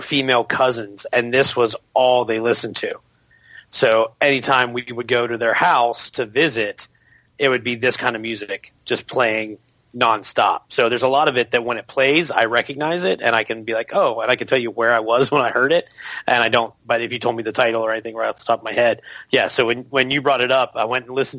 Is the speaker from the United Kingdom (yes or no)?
no; Pennsylvania, United States; moved away; I grew up in Pennsylvania